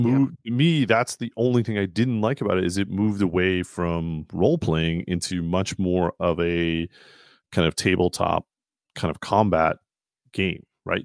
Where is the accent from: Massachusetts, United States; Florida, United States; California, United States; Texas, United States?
Massachusetts, United States; Burlington; where I grew up in Burlington, Mass